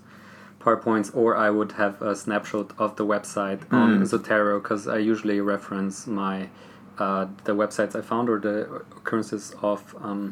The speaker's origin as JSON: {"language": "English", "region": "southern Austria", "country": "Austria", "said": "I'm from Austria. I'm from the Slovenian ethnic group, which is a minority in the southern part of Austria"}